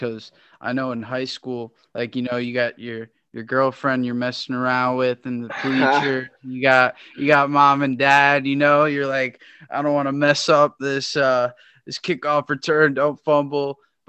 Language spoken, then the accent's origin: English; Connecticut, United States; I'm from Connecticut, so it's always freezing.